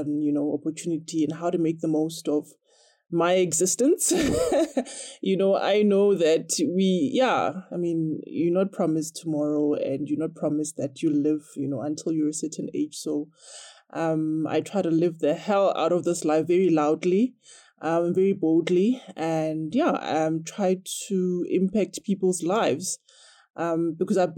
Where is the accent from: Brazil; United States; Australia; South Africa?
South Africa